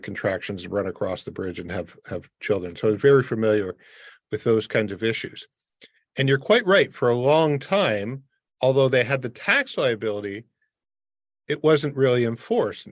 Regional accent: Windsor, Ontario, Canada; moved away; I grew up in Windsor across from Detroit

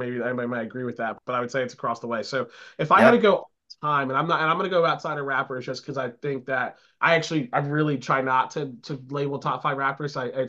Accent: New Jersey, United States; also born or lived in Philadelphia area; So being from the Philly area, I'm not Philly. I mean, I grew up in Jersey. I call myself a Philly person

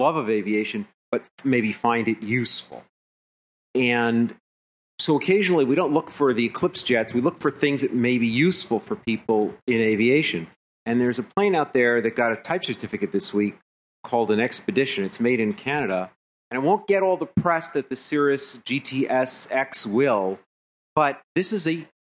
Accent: Philadelphia, Pennsylvania, United States; I'm from Philadelphia

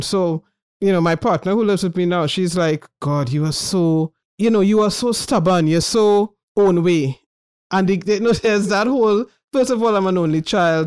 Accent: Trinidad & Tobago; moved away as an adult; also born or lived in United Kingdom; As a Trinidadian

